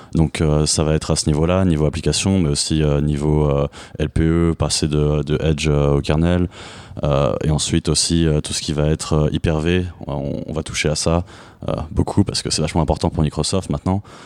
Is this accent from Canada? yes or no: no; France; moved away as an adult; now in United States; je suis français et américain. Euh, j'ai vécu en France euh, presque toute ma vie, mais il y a quelques années, j'ai déménagé aux États-Unis